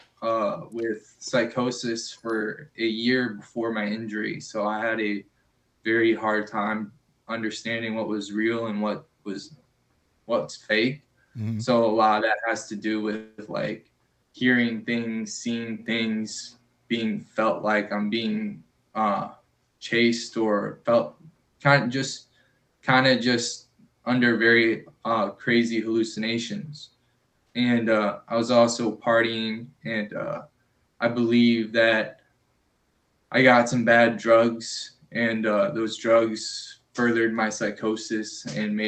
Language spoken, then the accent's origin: English; Chicago, Illinois, United States; also born or lived in Florida; now in Seattle, United States; I'm originally born and raised in Chicago, Illinois, or how I like to call it, Chirac